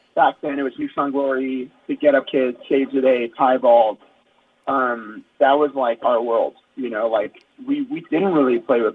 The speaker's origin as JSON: {"language": "English", "region": "South Florida", "country": "United States", "tie": "born or raised there", "said": "growing up in South Florida"}